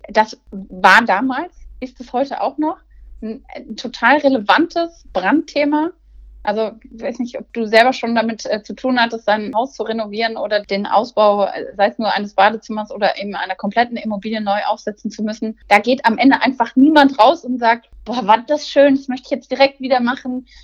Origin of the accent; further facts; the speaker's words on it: Cologne, North Rhine-Westphalia, Germany; also born or lived in Essen; Köln mit der Stadt, mit der ich eng verbunden bin, äh, da geboren an Karneval